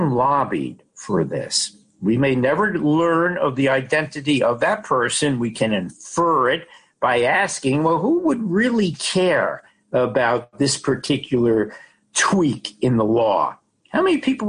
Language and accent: English; Connecticut, United States; my home state of Connecticut